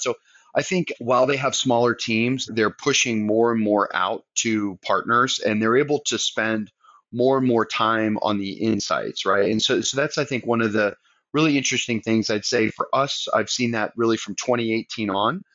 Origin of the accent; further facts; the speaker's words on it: Southern Maine, United States; now in Charleston, United States; I grew up in Southern Maine, so I'm a New England transplant